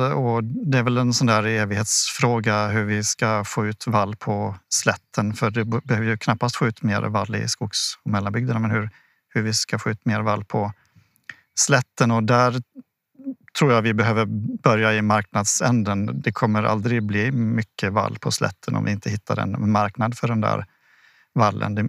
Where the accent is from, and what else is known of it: Sweden